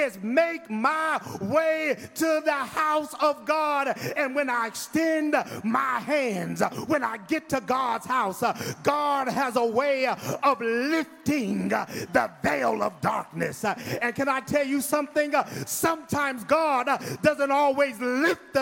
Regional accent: Midwest, United States; now in Houston, United States; I'm from the Midwest

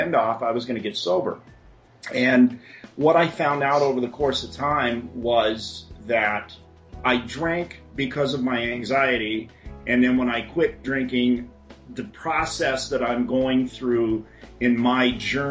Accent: Phoenix, Arizona, United States; I've never lived anywhere else. I was born and raised in Phoenix

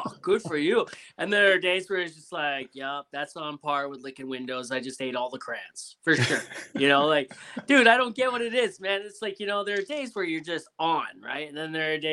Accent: Ontario, Canada; accent: Canadian; I'm from Ontario, so I'm like just above New York

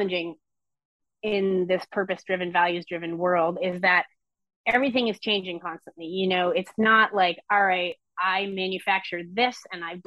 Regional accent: Vermont, United States; I grew up in Vermont

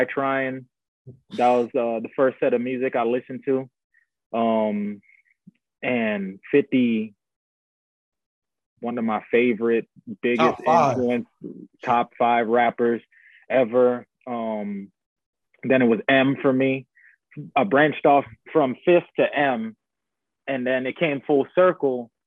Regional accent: Guyana; moved away; I grew up in Guyana, which is in South America

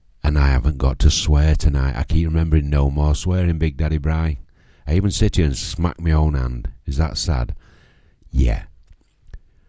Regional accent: Yorkshire and the Humber, United Kingdom; that's what we're like from Yorkshire

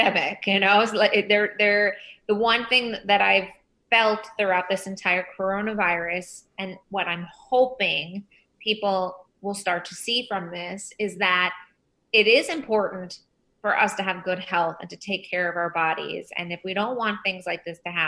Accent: Long Island, New York, United States; I grew up on Long Island, and I run Drug Free World in New York

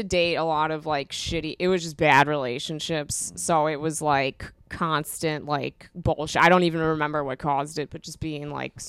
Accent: Niskayuna, New York, United States; moved away; From upstate New York.

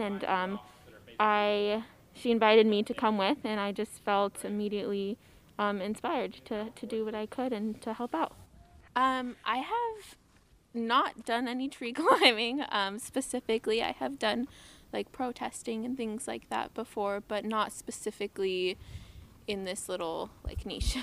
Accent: San Diego, California, United States; I'm originally from San Diego

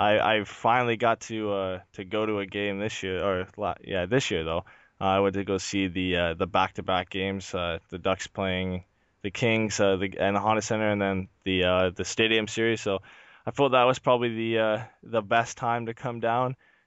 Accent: London, Ontario, Canada; I was raised and born in London, Ontario. A long way away from Anaheim

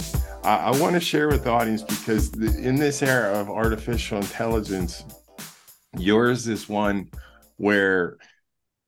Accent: Pittsburgh, Pennsylvania, United States; I'm from Pittsburgh

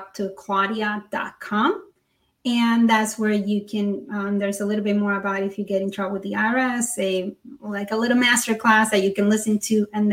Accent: Panama; moved away; I was born in Panama.

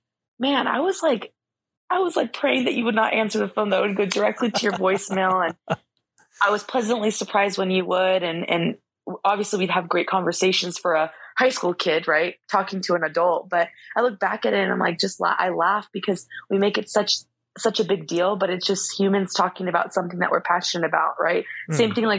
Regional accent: Chula Vista, California, United States; I'm a kid from Chula Vista

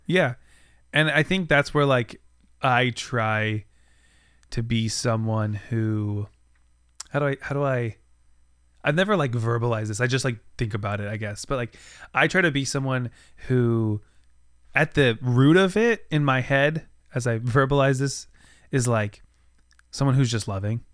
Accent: United States; on our continent as an American

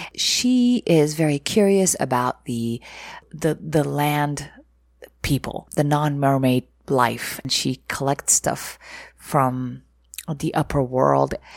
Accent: Egypt; moved away; I was, uh, raised in Egypt or growing up in Egypt

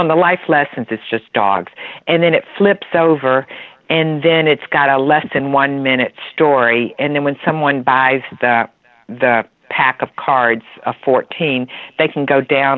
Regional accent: Atlanta, Georgia, United States; We're from Atlanta, Georgia

